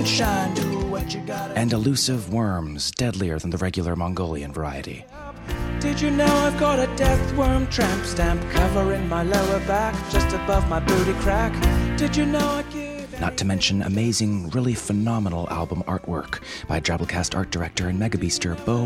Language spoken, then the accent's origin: English; the South, United States; I'm from the South myself and can vouch that it's quite the distinct culture